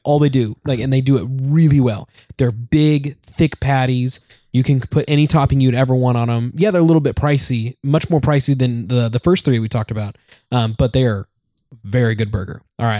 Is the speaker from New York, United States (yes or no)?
no; Texas, United States; born there; I was born in Texas. For these guys didn't know, I was born in Texas, and we would get Whataburger every time we would go to Texas.